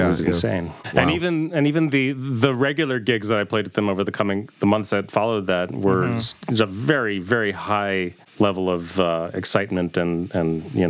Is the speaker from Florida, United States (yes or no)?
no; Chicago, Illinois, United States; born or raised there